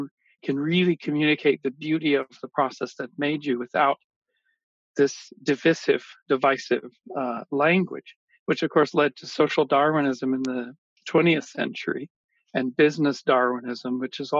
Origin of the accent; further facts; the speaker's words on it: Kamloops, British Columbia, Canada; when I was growing up in Kamloops, BC in mid-70s